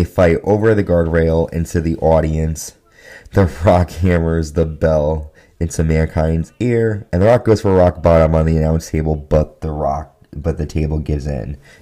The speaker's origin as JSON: {"language": "English", "region": "Connecticut", "country": "United States", "said": "in Connecticut, my home state"}